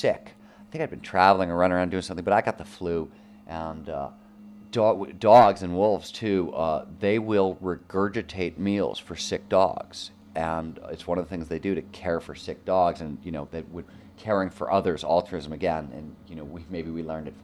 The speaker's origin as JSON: {"language": "English", "region": "Midwest", "country": "United States", "tie": "born or raised there", "said": "I grew up in the Midwest where the man was the king of his castle"}